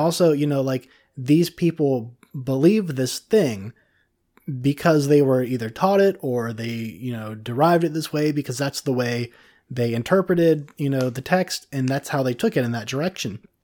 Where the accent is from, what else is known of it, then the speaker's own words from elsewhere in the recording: Cincinnati, Ohio, United States; moved away; also born or lived in Florida; I'm from Cincinnati